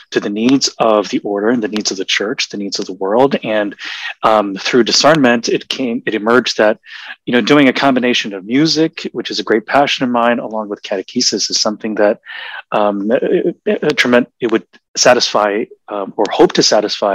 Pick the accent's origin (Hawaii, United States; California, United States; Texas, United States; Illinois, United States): Hawaii, United States; Honolulu; moved away; also born or lived in Seattle; I was born in Seattle and raised in Honolulu